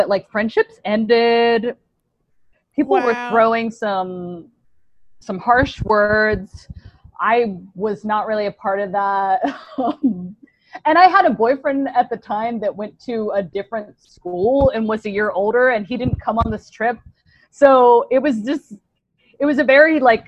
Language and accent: English; Woodbridge, Virginia, United States; I'm from Northern Virginia, a place called Woodbridge, Virginia, kind of outside of Washington, D.C.